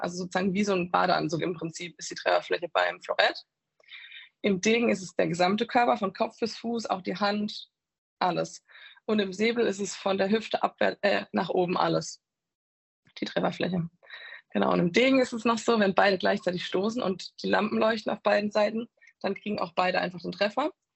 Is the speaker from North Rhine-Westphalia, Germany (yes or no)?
no; Walldürn, Baden-Württemberg, Germany; also born or lived in Tauberbischofsheim; Ich war erst in Maldörn auf der Schule